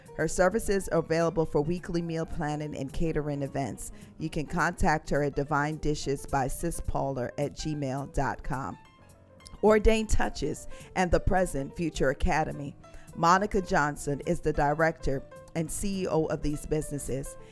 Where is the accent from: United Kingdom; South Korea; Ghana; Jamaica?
Jamaica; I'm from Jamaica